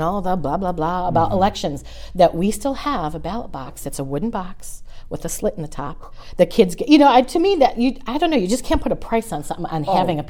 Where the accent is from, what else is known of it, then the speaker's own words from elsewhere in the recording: Chicago, Illinois, United States; moved away as an adult; now in Dover, United States; growing up in Chicago